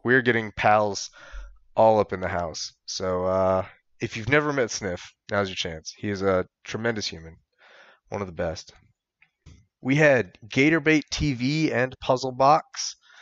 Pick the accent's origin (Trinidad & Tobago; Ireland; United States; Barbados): United States; Michigan; I'm from Michigan.